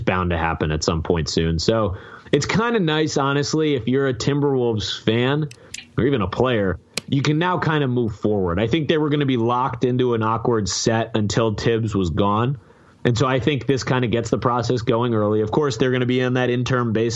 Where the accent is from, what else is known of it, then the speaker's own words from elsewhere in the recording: Connecticut, United States; I'm from Connecticut